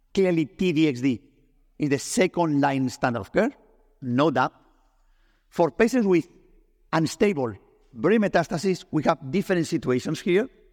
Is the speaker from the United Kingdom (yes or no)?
no; Spain; English is a second language; I'm Spanish, I'm not English